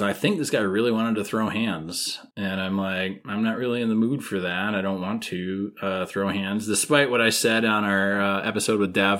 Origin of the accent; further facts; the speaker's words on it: Minnesota, United States; As a Minnesotan.